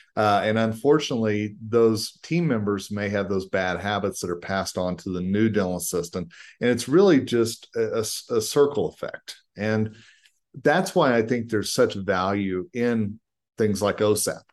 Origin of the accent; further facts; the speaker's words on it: Colorado, United States; my home state of Colorado